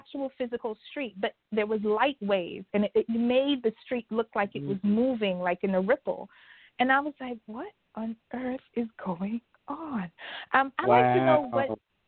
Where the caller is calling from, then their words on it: New York, United States; I'm calling from New York.